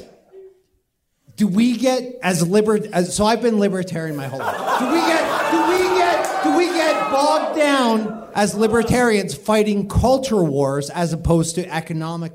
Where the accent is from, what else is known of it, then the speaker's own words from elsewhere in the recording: Canada; I'm Canadian